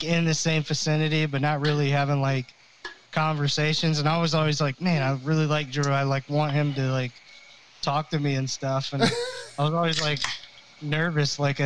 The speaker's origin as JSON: {"language": "English", "town": "Bradenton", "region": "Florida", "country": "United States", "said": "I'm actually from Bradenton as well, mostly"}